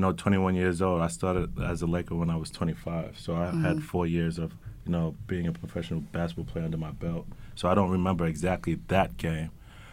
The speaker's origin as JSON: {"language": "English", "town": "New York City", "region": "New York", "country": "United States", "tie": "born or raised there", "also_born_or_lived": "Greece", "moved": "as an adult", "said": "I was born and raised in Flatbush, Brooklyn."}